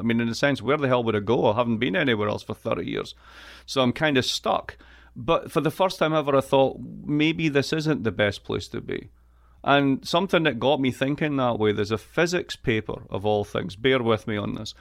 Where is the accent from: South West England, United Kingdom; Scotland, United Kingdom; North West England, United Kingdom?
Scotland, United Kingdom; east coast of; moved away as an adult; now in United States; I am from Scotland. I am from the east coast of Scotland.